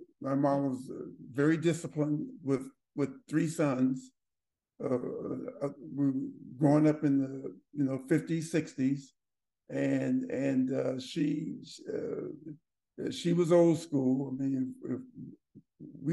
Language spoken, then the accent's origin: English; Berkeley, California, United States; Born and raised in Berkeley, California, which is Berkeley is up near San Francisco